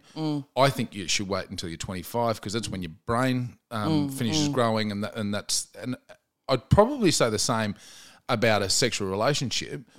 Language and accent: English; Queensland, Australia; moved away as an adult; now in Melbourne, Australia; I moved from Queensland to Melbourne.